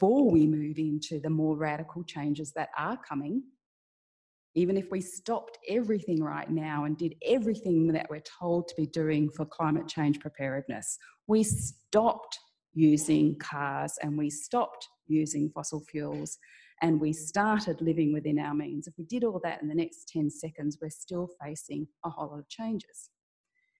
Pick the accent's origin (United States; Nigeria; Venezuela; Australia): Australia; Darwin, Northern Territory; now in Sydney, Australia; I'm from Darwin, like really from Darwin. I was born there